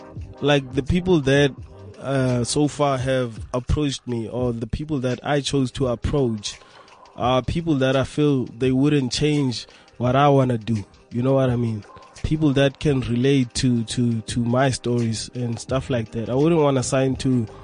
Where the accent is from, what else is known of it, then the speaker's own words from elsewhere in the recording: Rustenburg, North West, South Africa; we're from Rustenburg, so there's, like, mines and shit that side.